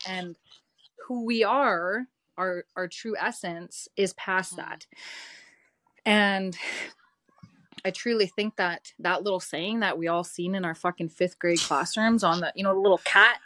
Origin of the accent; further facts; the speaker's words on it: Didsbury, Alberta, Canada; I grew up in Didsbury, Alberta.